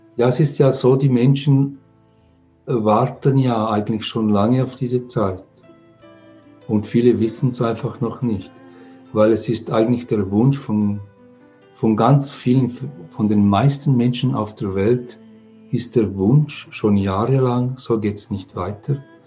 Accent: England, United Kingdom; now in Switzerland; Ich komme aus England. Meine Mutter ist Engländerin. Ich bin in England geboren. Wir sind dann äh, in die Schweiz emigriert

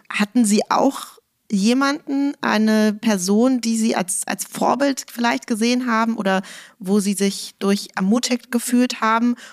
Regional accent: Berlin, Germany; Als Berlinerin, die ich ja auch bin, muss ich also mal fragen, kommen Sie irgendwann zurück in die Mutterstadt

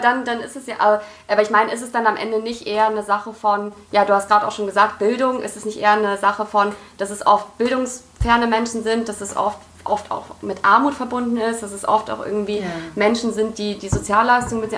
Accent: Düsseldorf, North Rhine-Westphalia, Germany; ich bin in Düsseldorf in, in Friedrichstadt aufgewachsen

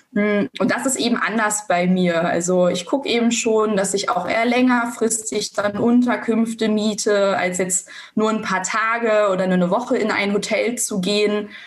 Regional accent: Germany; bei uns in Deutschland

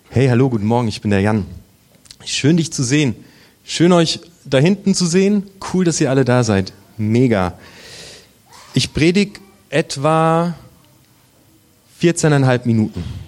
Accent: Germany; Wir sind Deutsche

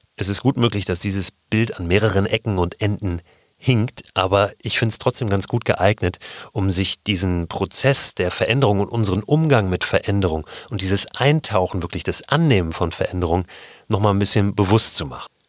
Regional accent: Germany; wir sind Deutsche

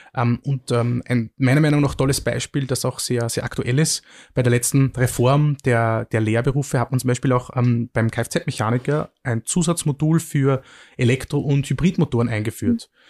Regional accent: Mühlviertel, Upper Austria, Austria; moved away as an adult; also born or lived in Vienna; ich komme aus dem Müllviertel, einer sehr ländlich geprägten Region und habe dann in, in, Wien studiert

